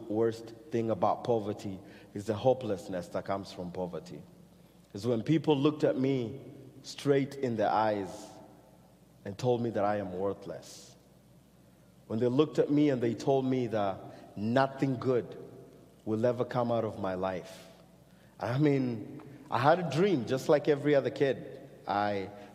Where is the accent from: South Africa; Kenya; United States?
Kenya; moved away; growing up in Kenya